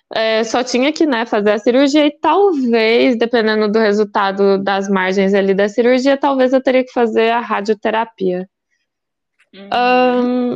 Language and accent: Portuguese; Goiás, Brazil; moved away; also born or lived in Campinas; eu também sou, né, goiana do pé rachado